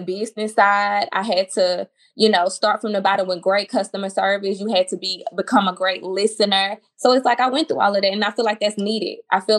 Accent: Mobile, Alabama, United States; moved away as an adult; now in Houston, United States; a school in my hometown called Bishop State

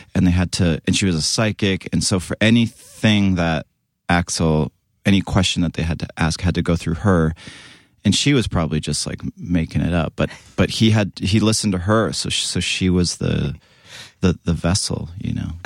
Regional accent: near Vancouver, British Columbia, Canada; I grew up in Canada, West Co-, like, it's kinda near Vancouver

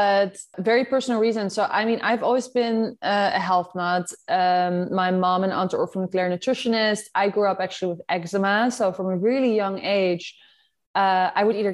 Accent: Netherlands; accent: Dutch; I'm Dutch, as you like, you can hear from my accent.

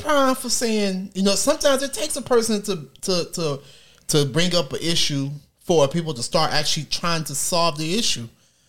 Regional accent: Detroit, Michigan, United States; I'm from Detroit.

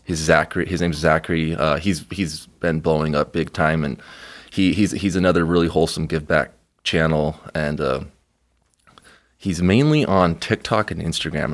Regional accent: Mexico; moved away; We're going to Mexico, uh, very, very soon to my hometown

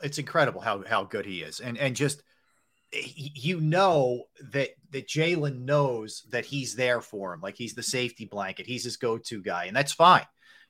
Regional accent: Philadelphia, Pennsylvania, United States; It makes me feel paranoid as a Philadelphian

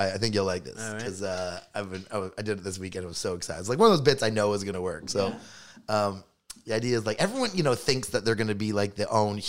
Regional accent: Toronto, Ontario, Canada; and I'm from Toronto, like one of the biggest, most multicultural cities in all the world, right?

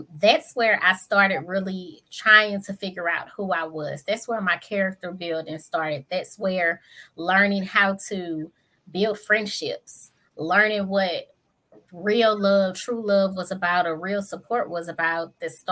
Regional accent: St. Louis, Missouri, United States

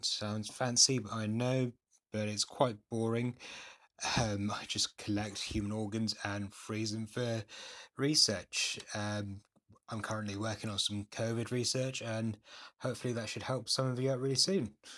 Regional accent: London, United Kingdom; apart from university, I've lived here all my life

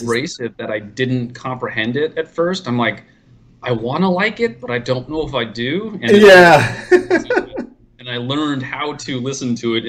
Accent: Phoenix, Arizona, United States; Yeah, I grew up in Phoenix.

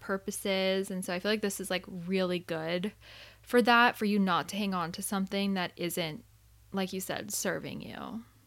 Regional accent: Arizona, United States; also born or lived in Southern California; now in California, United States; I'm from Arizona and so I didn't grow up with like a ton of snow

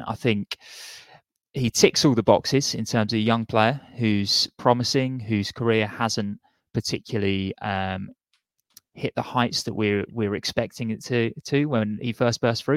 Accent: Portsmouth, South East England, United Kingdom; I grew up in Portsmouth

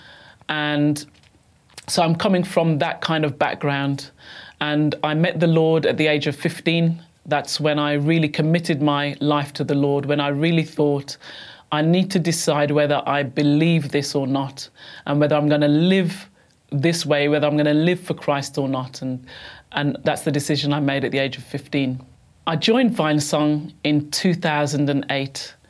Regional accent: Bloxwich, West Midlands, United Kingdom; I'm from England, born in England, in the West Midlands, a little place called Bloxwich near Walsall.

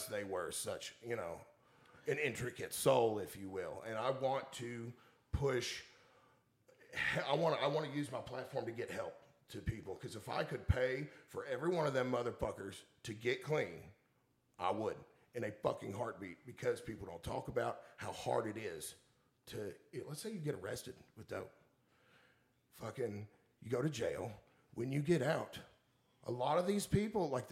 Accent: Woodford County, Kentucky, United States; growing up in Woodford County

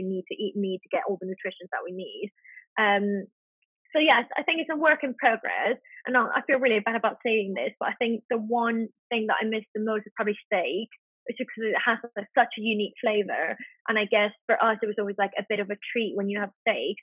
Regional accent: Spain; moved away; growing up in Spain

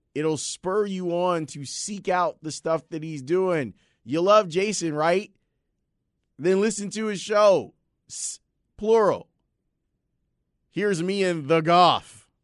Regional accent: Chicago, Illinois, United States; growing up in Roseland, we never went north, ever

